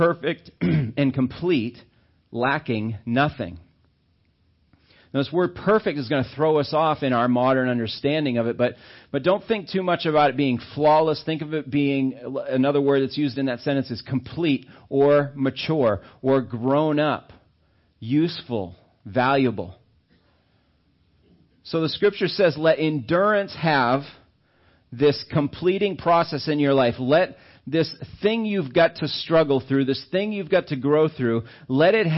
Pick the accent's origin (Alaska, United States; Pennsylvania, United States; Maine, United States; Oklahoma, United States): Maine, United States; Auburn; I grew up in Maine. And I was down in Auburn and stuff